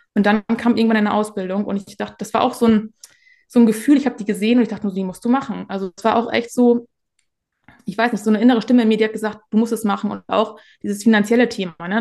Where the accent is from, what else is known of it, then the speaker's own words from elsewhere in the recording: Northern Germany, Germany; komme aus dem Norden